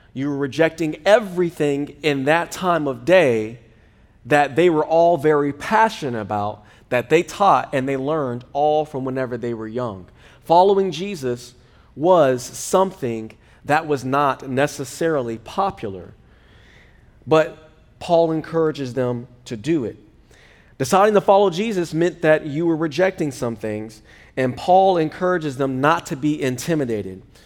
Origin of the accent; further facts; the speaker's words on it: United States; I was born in America